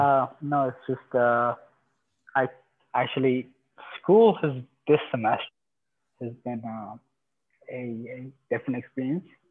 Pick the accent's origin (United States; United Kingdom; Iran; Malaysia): Iran; now in Canada; I'm originally from Iran